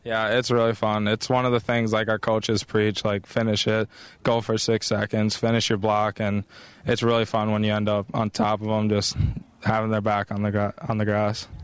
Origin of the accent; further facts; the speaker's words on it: Minnesota, United States; I was born in Minnesota